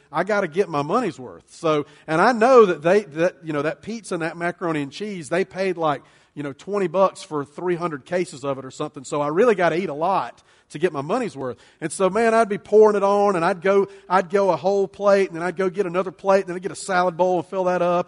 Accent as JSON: {"language": "English", "country": "United States", "said": "we as American Christians, American followers of Jesus, American church people"}